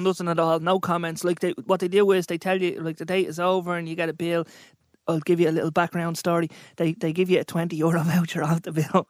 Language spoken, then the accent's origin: English; Dublin, Leinster, Ireland; I'm an entrepreneur from Dublin